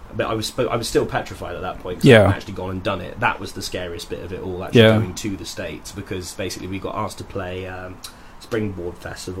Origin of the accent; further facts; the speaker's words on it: United Kingdom; I was the only British guy there, I think. And I was like, right, yeah, so … I'm British and I make country music.